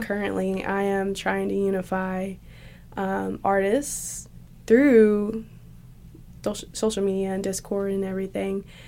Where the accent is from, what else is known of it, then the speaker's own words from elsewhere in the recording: Shelbyville, Tennessee, United States; now in Johnson City, United States; I was born in Shelbyville, Tennessee.